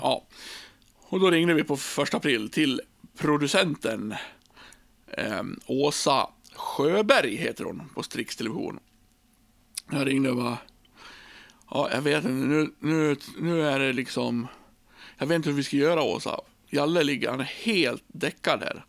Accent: Björbo, Dalarna County, Sweden; i Björbo, där jag kommer ifrån

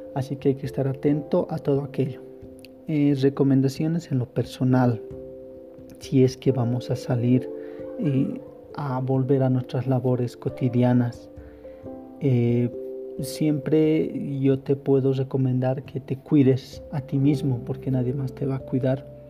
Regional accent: La Paz, Bolivia; En La Paz, yo soy de aquí, de La Paz del Alto

